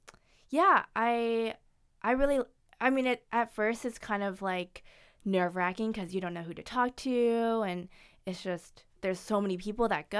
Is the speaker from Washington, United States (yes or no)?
yes; Seattle, Washington, United States; also born or lived in China; So I was adopted from China. So my parents are from the Seattle area.